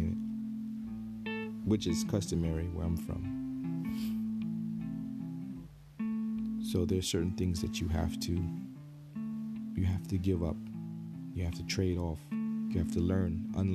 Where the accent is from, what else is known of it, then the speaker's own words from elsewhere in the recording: Newark, New Jersey, United States; growing up in Newark